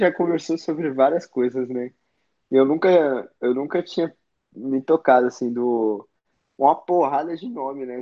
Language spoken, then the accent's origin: Portuguese; São Paulo, Brazil; que também é a minha quebrada